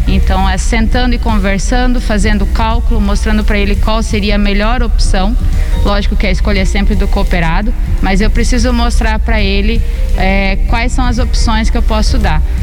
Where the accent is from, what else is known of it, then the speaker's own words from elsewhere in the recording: São Miguel do Iguaçu, Paraná, Brazil; eu sou nascida e criada em São Miguel